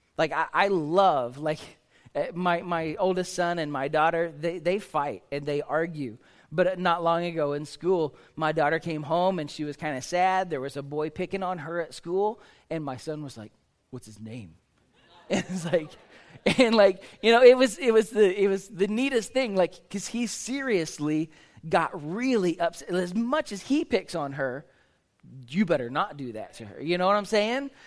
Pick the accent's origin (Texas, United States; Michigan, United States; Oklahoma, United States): Oklahoma, United States; I grew up in Oklahoma.